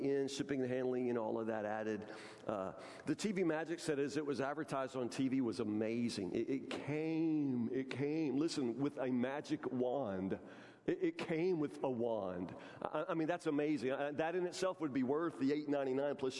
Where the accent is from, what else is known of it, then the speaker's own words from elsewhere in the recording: Matlock, United States; as a kid growing up in Matlock, a redneck kid